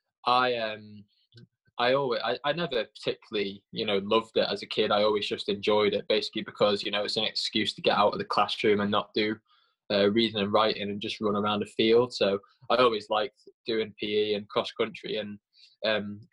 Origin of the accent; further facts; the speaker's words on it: Port Erin, Isle of Man; also born or lived in Derby, England; So basically all my childhood memories are from the Isle of Man